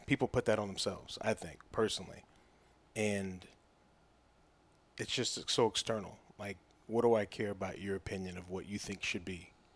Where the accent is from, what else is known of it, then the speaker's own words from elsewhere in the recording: Oklahoma, United States; growing up in Oklahoma as a running back